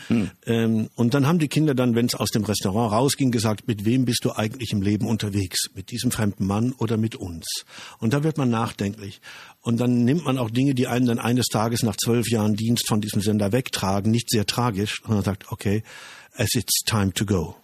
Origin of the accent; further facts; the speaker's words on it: Germany; Wir Deutschen